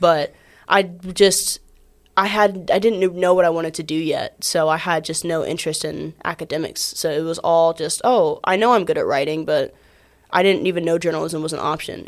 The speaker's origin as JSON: {"language": "English", "town": "Atlanta", "region": "Georgia", "country": "United States", "said": "I'm from Atlanta"}